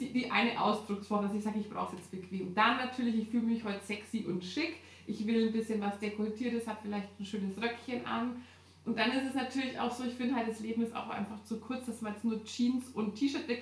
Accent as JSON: {"language": "German", "region": "Hamburg", "country": "Germany", "said": "Ich komme aus Hamburg"}